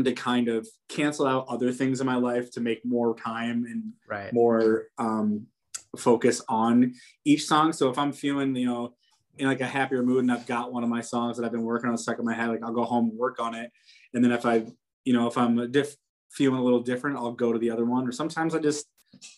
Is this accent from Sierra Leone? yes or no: no; Poughkeepsie, New York, United States; now in Syracuse, United States; My wife and I, we like drive to hometown in Poughkeepsie down by the city